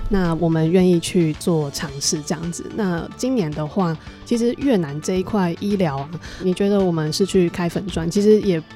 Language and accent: Chinese; Taiwan; 当我们身为台湾人